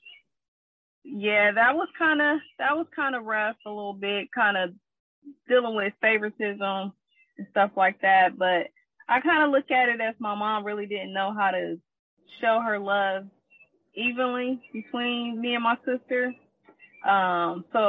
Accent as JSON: {"language": "English", "town": "Columbus", "region": "Ohio", "country": "United States", "tie": "born or raised there", "said": "I am from Columbus, Ohio. I'm 34 years old"}